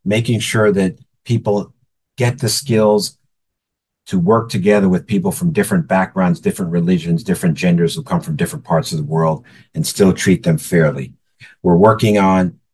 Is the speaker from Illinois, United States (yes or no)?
no; East Orange, New Jersey, United States; I happen to be a native of East Orange, New Jersey, which is right in our service territory.